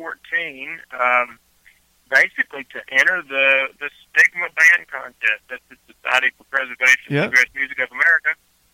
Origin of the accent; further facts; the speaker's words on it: Southside Virginia, United States; now in Nashville, United States; Originally. I'm from the south side region of Virginia.